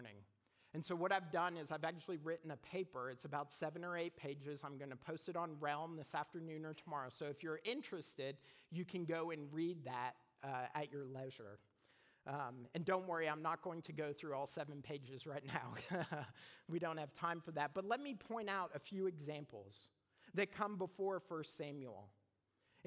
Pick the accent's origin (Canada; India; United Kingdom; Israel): Canada; now in United States; I'm Canadian.